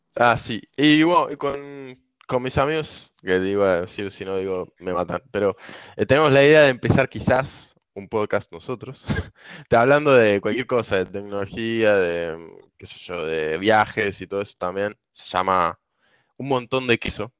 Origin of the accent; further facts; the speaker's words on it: Argentina; moved away as an adult; now in Norway; toda la vida me quise ir de Argentina